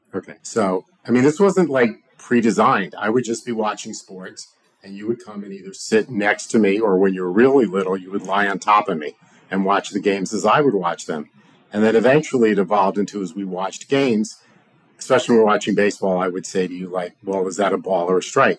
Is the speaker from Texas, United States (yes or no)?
no; South Florida, United States; also born or lived in St. Louis; we didn't have sports teams down here